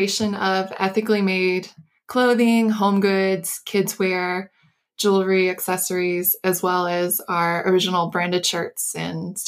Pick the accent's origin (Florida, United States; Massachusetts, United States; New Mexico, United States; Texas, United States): Florida, United States; I grew up in Florida, which was down by the sea.